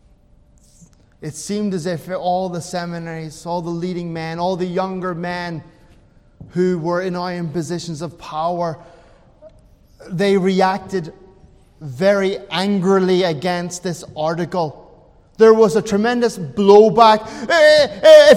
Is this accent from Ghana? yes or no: no; Ireland; I'm an Irishman